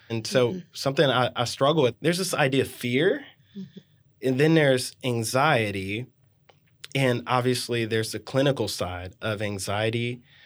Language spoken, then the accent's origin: English; New Orleans, Louisiana, United States; moved away as an adult; now in Austin, United States; I'm originally from New Orleans